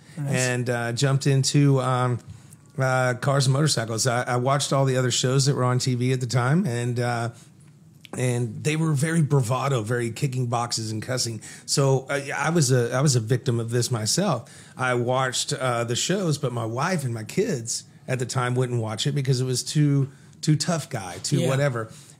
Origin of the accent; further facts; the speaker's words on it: Fort Worth, Texas, United States; I was born in Fort Worth, and I was a poor white child.